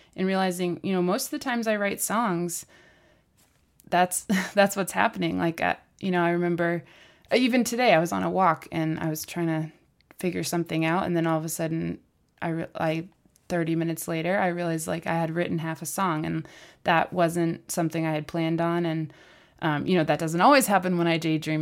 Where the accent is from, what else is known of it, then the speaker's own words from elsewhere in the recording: Portland, Maine, United States; I grew up in Portland